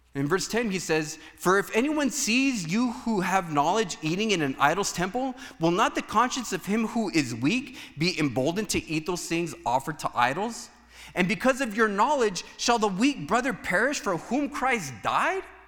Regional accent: United States; for us as Americans

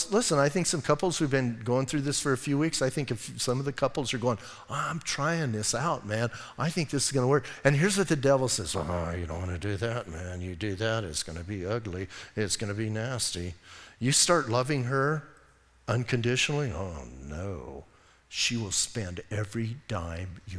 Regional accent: Bisbee, Arizona, United States; I'm from Bisbee

